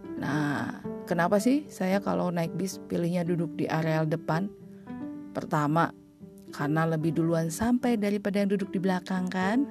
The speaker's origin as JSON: {"language": "Indonesian", "region": "Bali", "country": "Indonesia", "tie": "born or raised there", "also_born_or_lived": "Bandung", "said": "lahir dan besar di Bali"}